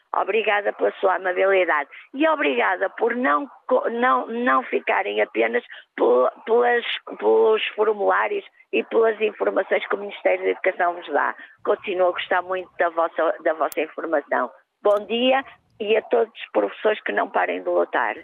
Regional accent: Porto, Norte, Portugal; Eu sou do Porto

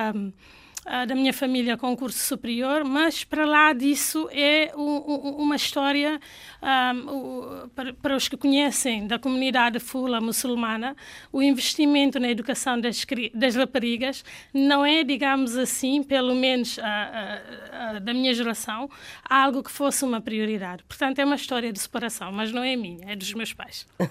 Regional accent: Canchungo, Cacheu, Guinea-Bissau; first language Fula; Portuguese is a second language; moved away; nasci em Canchungo

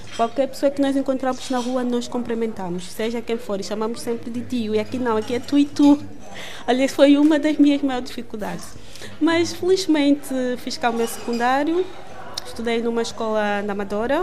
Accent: Angola; now in Portugal; Posso até viver em Angola, mas numa outra província, porque na província em que eu cresci

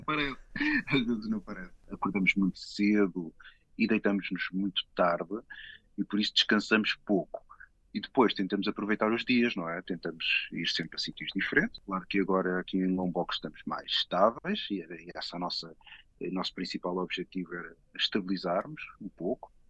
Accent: Portugal; moved away as an adult; quando saímos de Portugal, era para fixarmos em Bali

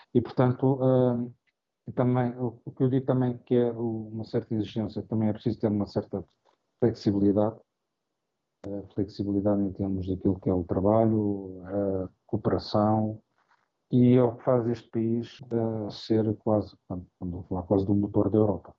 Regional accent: Portugal; moved away as an adult; also born or lived in Angola; now in Saudi Arabia; quando eu saí de Angola em 2010, voltei para, para, Portugal

